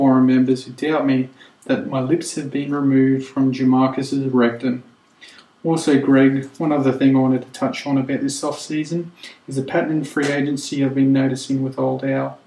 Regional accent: Australia; as an Australian

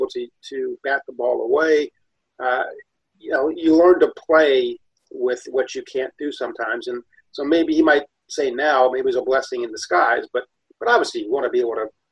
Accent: Ohio, United States; since I was a kid growing up in Ohio

